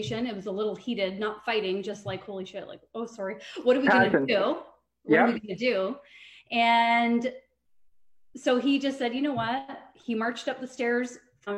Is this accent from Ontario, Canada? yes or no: yes; Trenton, Ontario, Canada; moved away as an adult; now in Brantford, Canada; I'm actually from Trenton, Ontario